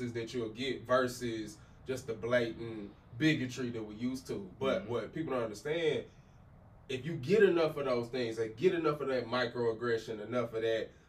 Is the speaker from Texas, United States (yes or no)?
yes; Abilene, Texas, United States; my own personal experience growing up in Abilene